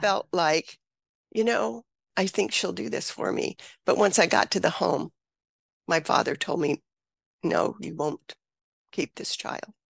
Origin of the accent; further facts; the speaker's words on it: Mississippi, United States; I grew up in Mississippi